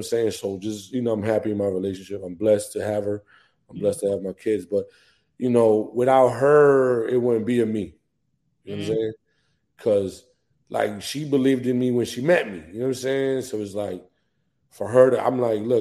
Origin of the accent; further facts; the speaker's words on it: New Jersey, United States; moved away as an adult; now in Atlanta, United States; I'm from Jersey. Like, you know what I'm saying? I was raised in Jersey